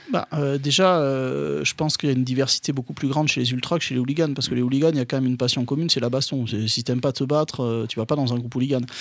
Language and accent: French; Bordeaux, Nouvelle-Aquitaine, France; je suis de Bordeaux, je, j'allais au stade à, à À Bordeaux